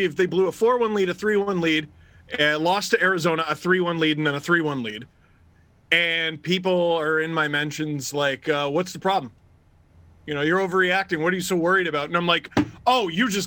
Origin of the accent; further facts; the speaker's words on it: Scarborough, Ontario, Canada; I'm from Scarborough